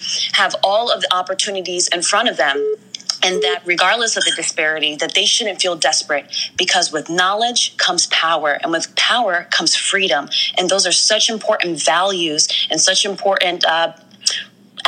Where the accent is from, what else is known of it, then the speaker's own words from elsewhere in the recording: Stamford, Connecticut, United States; I grew up primarily in Stamford, Connecticut, right here on the East Coast